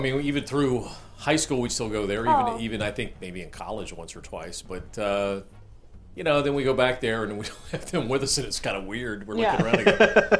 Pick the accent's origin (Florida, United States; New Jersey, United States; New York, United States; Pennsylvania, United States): Florida, United States; also born or lived in Fairfield, California; I was born in California, but grew up in Florida.